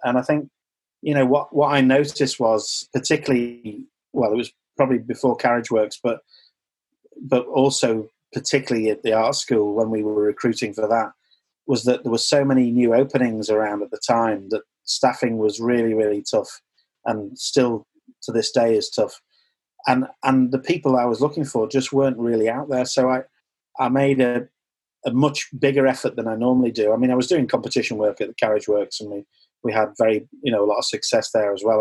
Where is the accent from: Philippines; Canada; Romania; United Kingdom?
United Kingdom; as British people